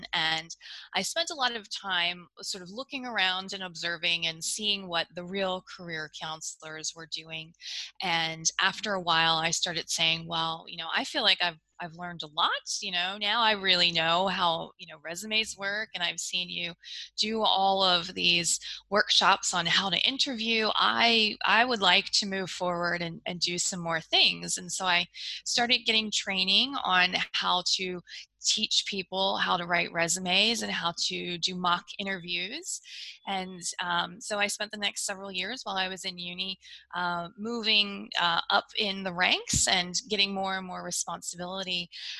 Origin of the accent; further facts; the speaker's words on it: United States; accent: American; now in Australia; So you can probably tell from my accent that I'm an American, but I actually live in Australia. I have moved around quite a bit. I've actually lived in 6 different countries